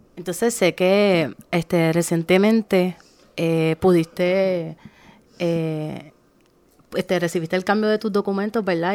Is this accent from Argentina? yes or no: no; Arroyo, Puerto Rico; soy de Arroyo